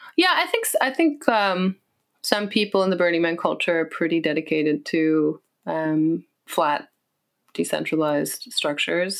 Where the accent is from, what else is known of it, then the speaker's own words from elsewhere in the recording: West Coast, United States; moved away; growing up on the West Coast